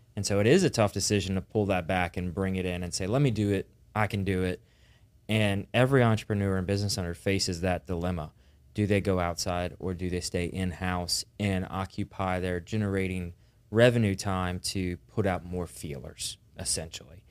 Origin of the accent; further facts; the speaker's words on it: the South, United States; we're from the South